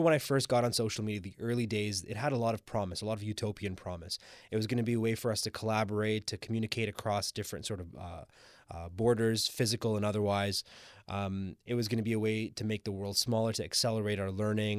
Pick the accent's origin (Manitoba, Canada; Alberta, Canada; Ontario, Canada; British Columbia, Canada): Ontario, Canada; Scarborough; now in Toronto, Canada; what I would consider to be my hometown, even though I live in downtown Toronto, but I strongly identify with Scarborough